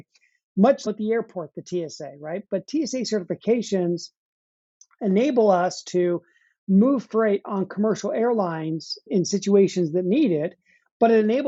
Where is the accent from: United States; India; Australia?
United States; Utah; moved away as an adult; now in Nashville, United States; I grew up out west in Utah. That's where I spent most of my life.